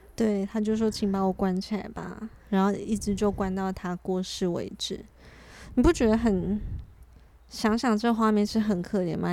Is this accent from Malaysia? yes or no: no; eastern Taiwan, Taiwan; now in Taipei, Taiwan; 因为我是在东部长大的